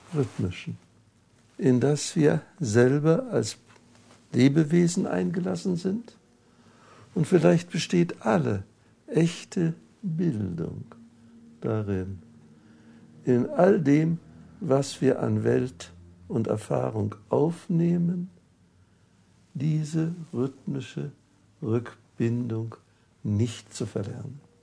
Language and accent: German; Wrocław, Lower Silesian Voivodeship, Poland; moved away; Ich bin im Breslauer, in Breslau aufgewachsen.